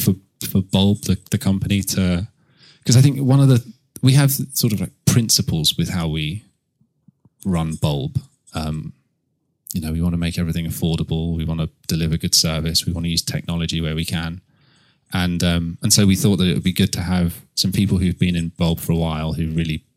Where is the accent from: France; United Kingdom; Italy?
United Kingdom; Canterbury, South East England; I grew up in Canterbury.